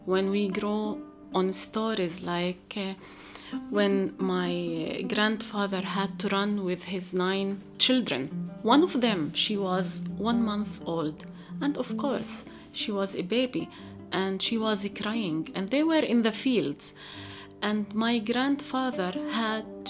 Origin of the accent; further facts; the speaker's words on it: Galilee, Israel; moved away as an adult; now in Jerusalem; For me, as a Palestinian woman, I grew up in Galilee, but in a place that is not my family place.